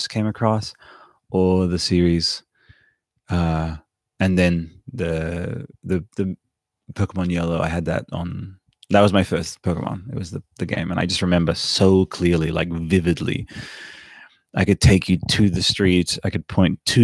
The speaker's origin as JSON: {"language": "English", "town": "Canberra", "region": "Australian Capital Territory", "country": "Australia", "tie": "born or raised there", "said": "when I was coming up in Canberra, basically I had these like dual, like I'm Australian, I'm Canberran proudly"}